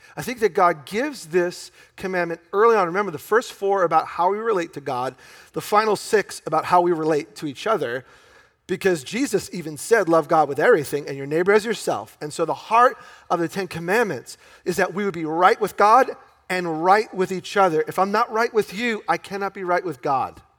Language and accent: English; New York, United States; I grew up in New York in a very Jewish community